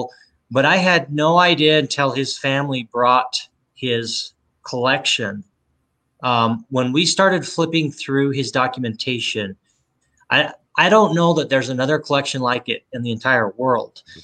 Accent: Roosevelt, Utah, United States; I was born here in Roosevelt, which my home that I was born in is 6 miles from where from the ranch, the way the crow flies. And with the exception of a few years at college and a few years to serve an LDS mission, I've lived here the rest of my life

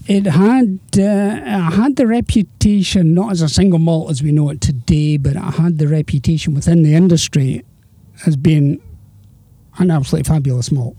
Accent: Edinburgh, Scotland, United Kingdom; also born or lived in Girvan; I was born and brought up in Edinburgh.

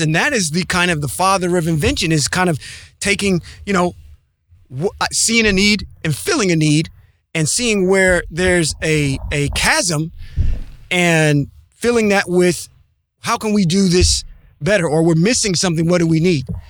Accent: Ohio, United States; I'm from the Midwest, uh, the Ohio area

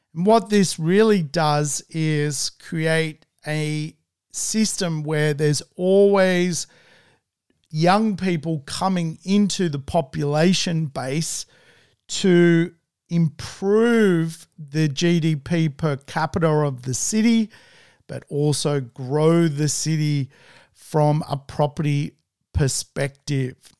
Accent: Sydney, New South Wales, Australia; I come from Sydney

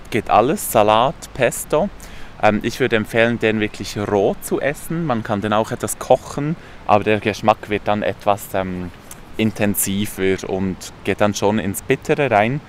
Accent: Emme valley, below Burgdorf, Bern, Switzerland; Und ich bin auch an der Emme aufgewachsen, etwas weiter unten als Burgdorf

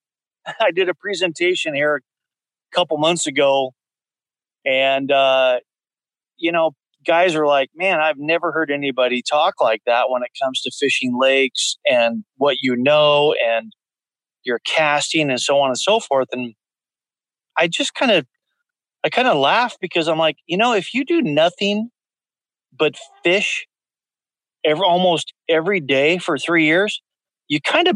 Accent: the Northwest, Pacific Northwest, United States; kind of born and raised in the Northwest

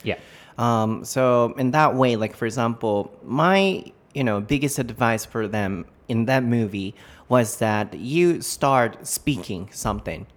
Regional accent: Japan; English is a second language; for us, you know, Japanese people

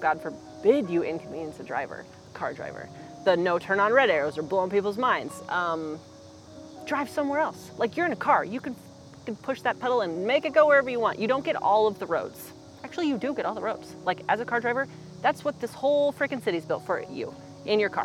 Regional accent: Omaha, Nebraska, United States; also born or lived in Lincoln, Nebraska / Colorado; I'm from here, you know? Like, I was in Colorado after Lincoln, and I didn't think I was going to be back in Omaha for that long

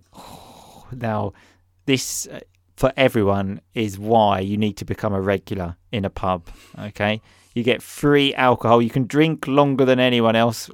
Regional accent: Essex, East of England, United Kingdom; accent: Essex; my Essex accent

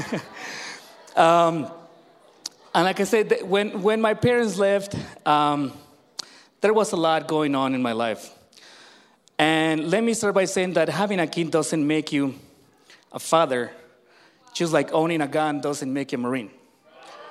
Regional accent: Mexico; when I was born in Mexico

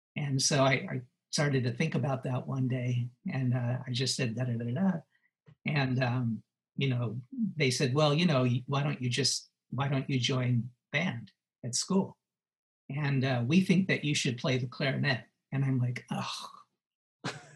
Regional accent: Los Angeles, California, United States; I grew up in Los Angeles

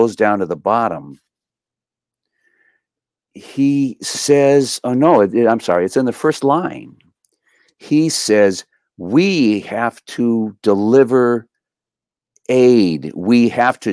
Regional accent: Los Angeles, California, United States; I grew up in East

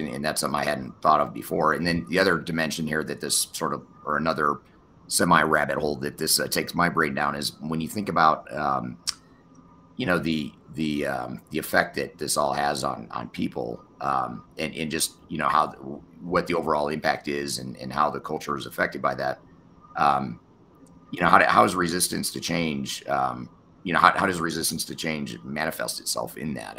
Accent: United States; I'm an American, which I am, I'm in the US

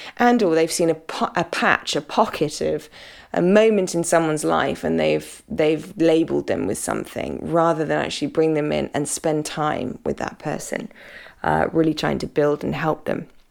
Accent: United Kingdom; I'm British.

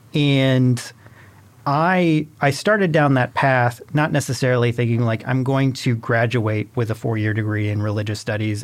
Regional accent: Illinois, United States; moved away as an adult; also born or lived in Greencastle, Indiana; I'm originally from Illinois

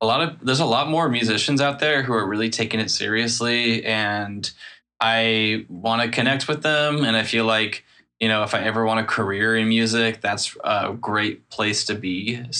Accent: Seattle, Washington, United States; I'm from Seattle. I'm probably going to be moving in a couple of months to Los Angeles, though

